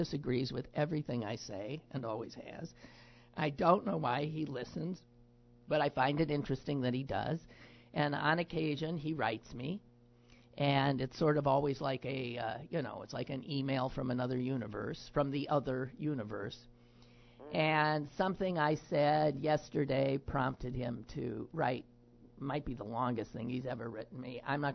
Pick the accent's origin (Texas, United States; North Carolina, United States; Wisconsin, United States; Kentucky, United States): Wisconsin, United States; moved away; I was from Wisconsin